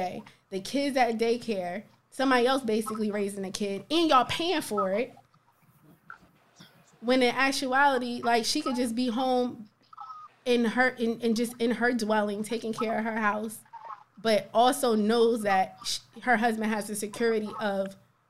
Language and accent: English; Plainfield, United States; We from the same area. I'm from Plainfield.